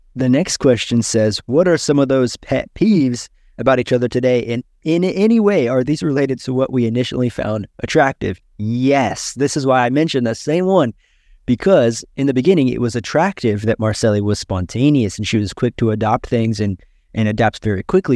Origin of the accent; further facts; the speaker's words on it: United States; now in Brazil; I am American